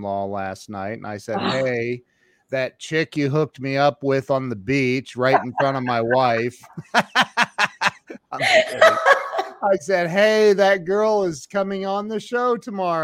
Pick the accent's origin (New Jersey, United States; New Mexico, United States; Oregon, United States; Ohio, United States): Ohio, United States; I'm from Ohio, so I'm very familiar with snow